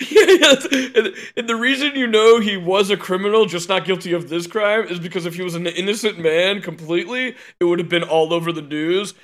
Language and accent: English; Chicago, Illinois, United States; I am a Chicagoan.